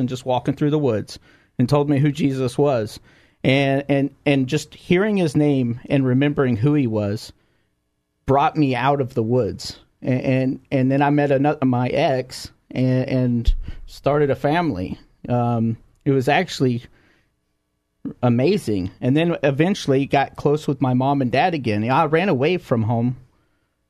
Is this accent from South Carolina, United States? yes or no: no; Conroe, Texas, United States; I grew up in the woods in Conroe, Texas